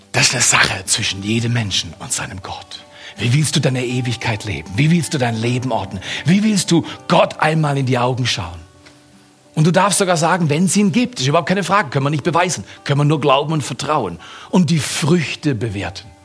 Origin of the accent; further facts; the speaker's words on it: United States; Ich komme aus Amerika, habe in Amerika studiert.